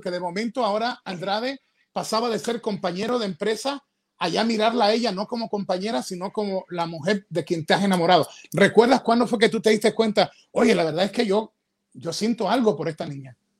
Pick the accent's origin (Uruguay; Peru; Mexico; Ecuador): Ecuador; yo soy ecuatoriano